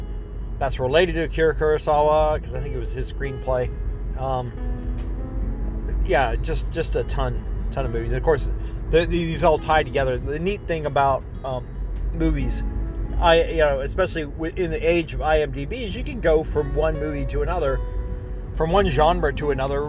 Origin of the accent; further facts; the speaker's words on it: Oak Ridge, Tennessee, United States; my hometown, I think, of Oak Ridge